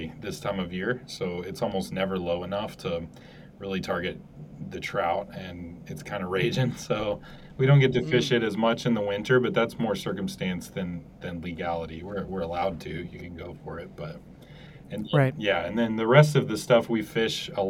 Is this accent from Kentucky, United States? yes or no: yes; Louisville, Kentucky, United States; I did grow up in Louisville, which is a pretty big city